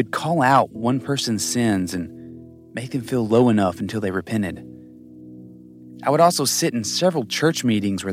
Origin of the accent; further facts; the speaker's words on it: the Bible Belt, United States; growing up in the Bible Belt